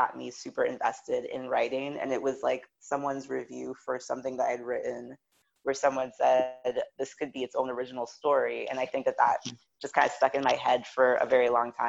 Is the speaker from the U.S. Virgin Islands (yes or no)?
yes; U.S. Virgin Islands; I am originally from St. Thomas of the U.S. Virgin Islands